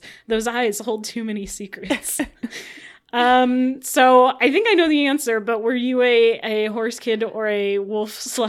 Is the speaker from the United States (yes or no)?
yes; Midwest, United States; I blame it on growing up in the Midwest and having the name ….